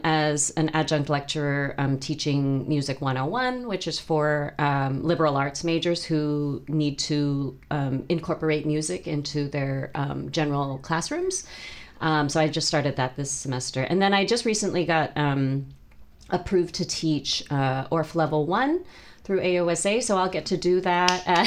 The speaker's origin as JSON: {"language": "English", "area": "South Bay", "region": "California", "country": "United States", "tie": "born or raised there", "also_born_or_lived": "Michigan / East Bay, California", "lives_now": "Sacramento, United States", "said": "I was born in the United States. Actually lived in Michigan, and then um, and then moved to California, and so um, and was in the East Bay for a few years, and then um, moved to the South Bay, um, and lived there for about 30 plus years"}